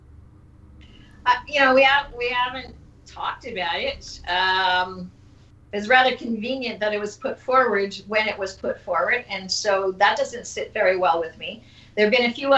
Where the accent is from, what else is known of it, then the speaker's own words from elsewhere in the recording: Canada; we are part of a Canada, and I am Canadian. That's how I identify